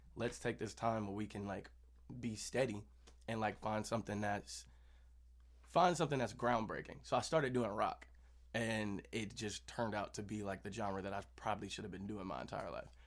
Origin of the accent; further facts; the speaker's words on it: Kansas City, United States; we're both from Kansas City.